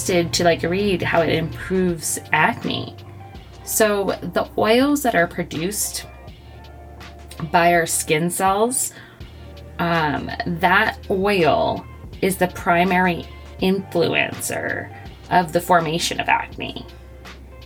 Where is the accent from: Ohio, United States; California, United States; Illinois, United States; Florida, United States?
Florida, United States; moved away; I grew up in Florida